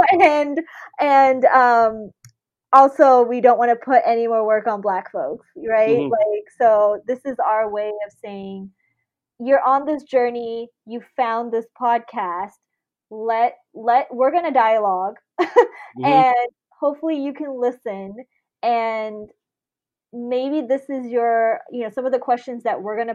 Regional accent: Bay Area, California, United States; also born or lived in Sydney, Australia / Fiji; I immigrated to the Bay Area when I was 8. So I am, you know, not born here. I was born in Sydney, Australia

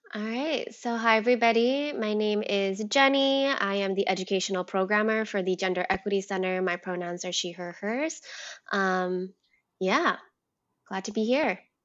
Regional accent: United States; I am Vietnamese American, um, but I, I was raised here in America

